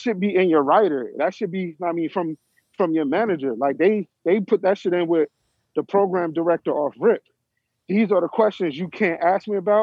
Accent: Trenton, New Jersey, United States; I will always rep Trenton

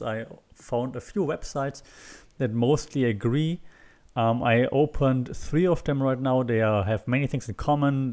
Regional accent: Würzburg, Bavaria, Germany; moved away; also born or lived in Berlin; my hometown, which is Würzburg

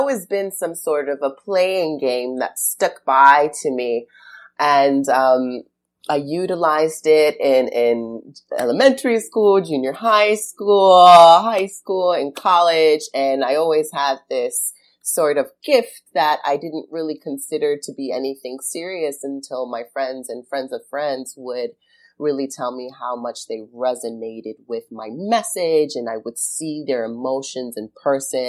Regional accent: New York, United States; I grew up in New York, and so we would frequent Barnes and Nobles pretty often

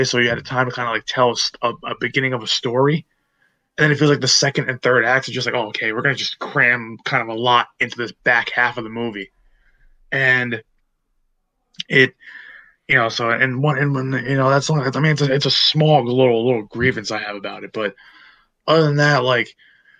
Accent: United States; us being American

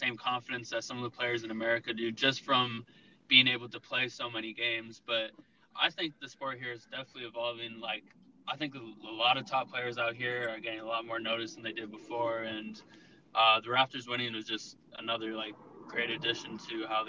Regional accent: California, United States; now in Canada; growing up in California

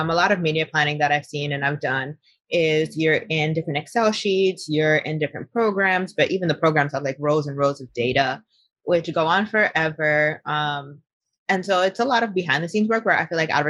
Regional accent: New York City, New York, United States; I was born in Queens, particularly Flushing, Queens

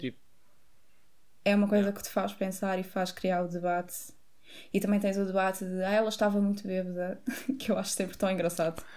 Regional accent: Montijo, Setúbal, Portugal; nós somos do Montijo

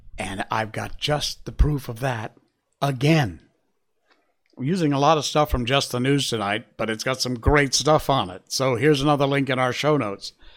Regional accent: Cornwall, Connecticut, United States; in Cornwall, Connecticut, in my hometown

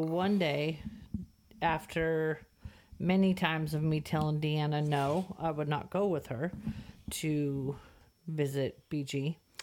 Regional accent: Santa Clara, California, United States; moved away as an adult; also born or lived in the Delta, California; now in Texas, United States; I was born in Santa Clara, California

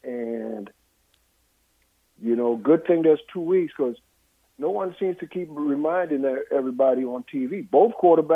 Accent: East Coast, United States; growing up on the East Coast, you got an East Coast team

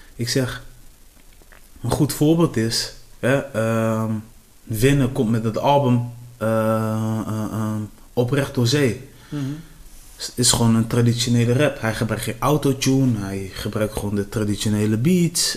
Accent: Cape Verde; ik kom van de Café des Eilanden

